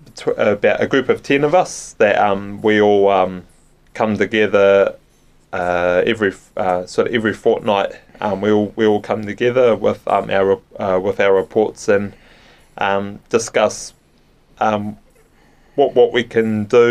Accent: Invercargill, Southland, New Zealand; born and bred in Invercargill

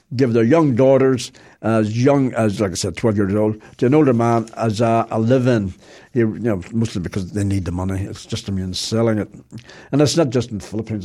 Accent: Belfast, Northern Ireland, United Kingdom; I'm from Belfast, as you can possibly tell.

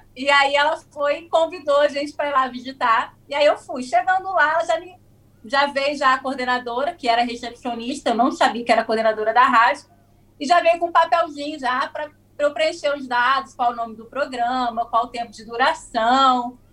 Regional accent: Espírito Santo, Brazil; also born or lived in New Zealand; now in Vila Velha, Brazil; eu sou do Espírito Santo

